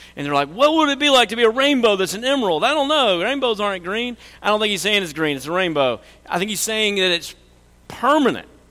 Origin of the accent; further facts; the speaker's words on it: Oklahoma, United States; we're from Oklahoma